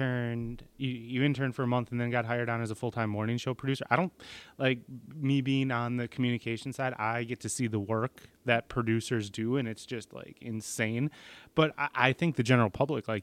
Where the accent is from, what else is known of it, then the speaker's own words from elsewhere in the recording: De Pere, Wisconsin, United States; I grew up in De Pere